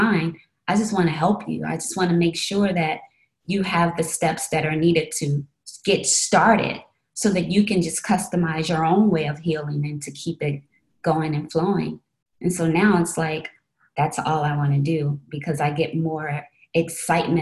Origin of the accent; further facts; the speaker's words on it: Chicago, Illinois, United States; I'm originally from Chicago, Illinois, and I had visited New York and fell in love with it and went back to Chicago